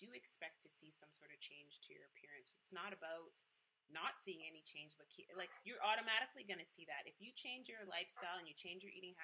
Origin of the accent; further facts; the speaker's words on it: Jamaica; I am a Jamaican Scorpio